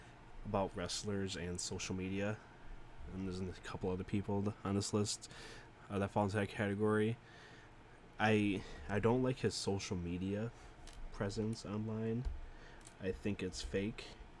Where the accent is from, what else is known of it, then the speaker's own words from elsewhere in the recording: New York, United States; I was in Houston. I did an indie show, and I said, what's this? I'm from New York.